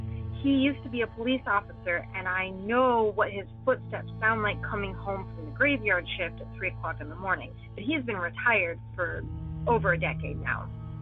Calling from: California, United States; I'm calling from California. And my parents' house is kind of in the middle of nowhere.

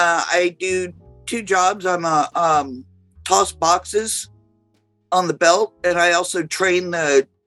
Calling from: Woonsocket, Rhode Island, United States; I'm coming from Woonsocket, Rhode Island.

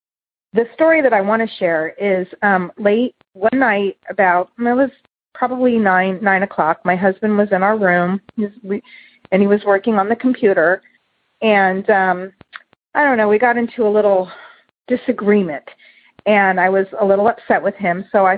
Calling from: Santa Clarita, California, United States; I'm calling from Santa Clarita, California.

